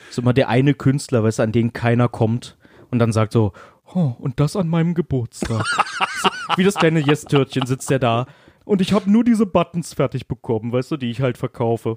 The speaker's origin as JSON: {"language": "German", "region": "Berlin", "country": "Germany", "said": "als Berliner"}